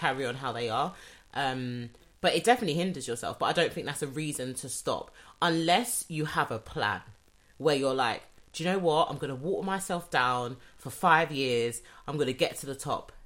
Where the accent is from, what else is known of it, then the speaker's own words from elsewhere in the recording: United Kingdom; I'm British I was born yeah. here